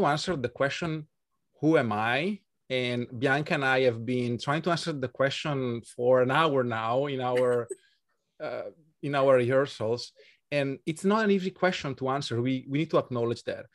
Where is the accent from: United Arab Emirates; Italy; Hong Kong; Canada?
Italy; accent: Italian; English is a second language; moved away as an adult; also born or lived in Switzerland; now in Budapest, Hungary; I'm from Italy, as our audience can tell from my accent.